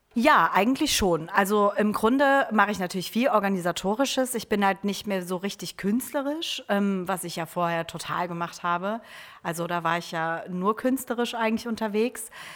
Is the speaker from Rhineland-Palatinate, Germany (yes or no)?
yes; Trier, Rhineland-Palatinate, Germany; moved away as an adult; now in Oldenburg, Germany; ich komme eigentlich ursprünglich aus Trier